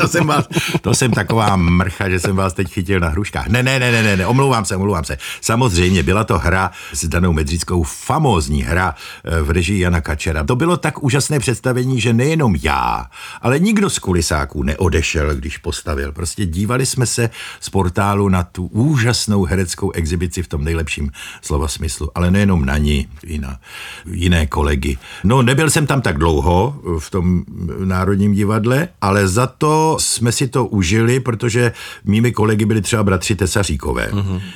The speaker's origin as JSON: {"language": "Czech", "region": "Moravia", "country": "Czechia", "said": "Já pocházím z Moravy"}